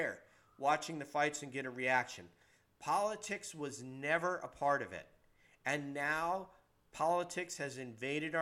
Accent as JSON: {"language": "English", "town": "Peekskill", "region": "New York", "country": "United States", "said": "I'm a New Yorker. I'm from Peekskill, New York, right? 36 miles north of New York City. We don't like bullshit where I come from."}